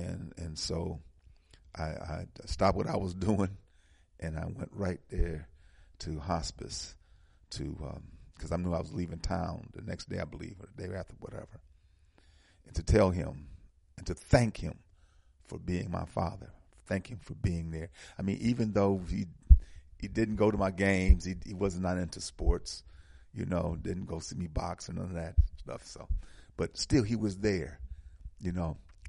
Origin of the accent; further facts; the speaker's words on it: Milwaukee, Wisconsin, United States; I was born in Milwaukee, Wisconsin. In the early 50s, I'm 70 years old